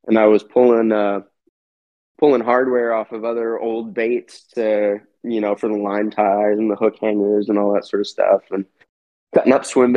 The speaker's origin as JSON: {"language": "English", "area": "East Bay Area", "region": "California", "country": "United States", "tie": "born or raised there", "also_born_or_lived": "Los Angeles, California", "said": "been in California my whole life. My only time out of the Bay Area, specifically the East Bay Area, was in college"}